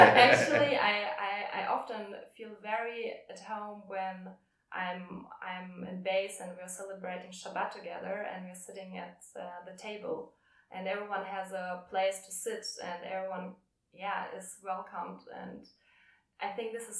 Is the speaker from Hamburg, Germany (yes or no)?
yes; Hamburg, Germany; moved away as an adult; now in Berlin, Germany; I was born in Hamburg, and this is definitely a home place